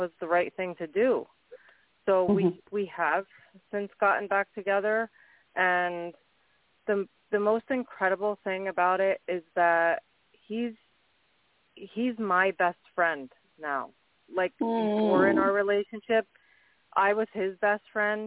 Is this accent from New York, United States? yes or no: yes; Orange County, New York, United States; from Orange County, New York